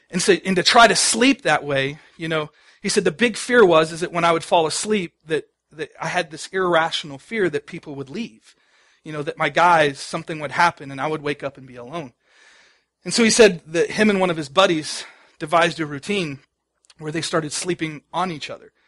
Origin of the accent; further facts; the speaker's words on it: Dallas, Texas, United States; I grew up in Dallas